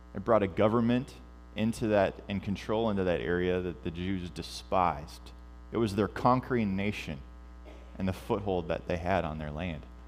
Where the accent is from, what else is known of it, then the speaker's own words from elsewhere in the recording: United States; I'm an American. Well, and I'm also a fourth generation immigrant